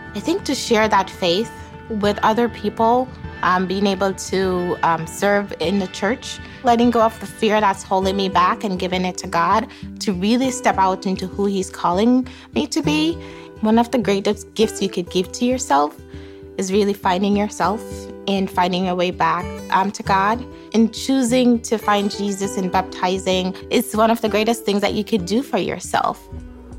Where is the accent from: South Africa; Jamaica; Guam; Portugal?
Jamaica; now in Chicago area, United States; I grew up in Jamaica